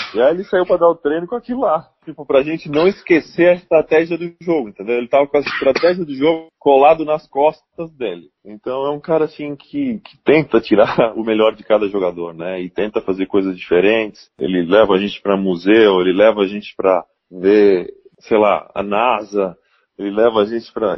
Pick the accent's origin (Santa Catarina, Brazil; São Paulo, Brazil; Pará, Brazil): Santa Catarina, Brazil; Blumenau; como brasileiro, como blumenauense, como catarinense